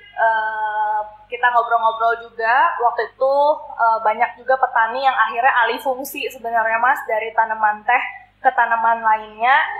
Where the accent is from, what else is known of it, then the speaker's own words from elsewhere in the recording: Kalimantan, Indonesia; now in Bandung, Indonesia; sebenarnya kalau aku kan sebenarnya bukan orang Bandung asli ya. Aku ini orang-orang perantauan dari Kalimantan